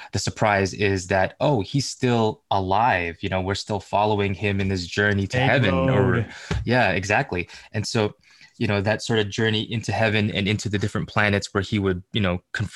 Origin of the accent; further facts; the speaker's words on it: Philippines; being a Filipino